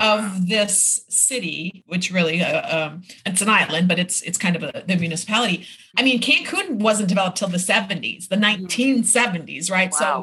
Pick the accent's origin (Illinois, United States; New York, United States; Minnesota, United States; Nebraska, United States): Minnesota, United States; Minneapolis; moved away as an adult; also born or lived in Irvine, California / Florida; now in Isla Mujeres, Mexico; my hometown in Minneapolis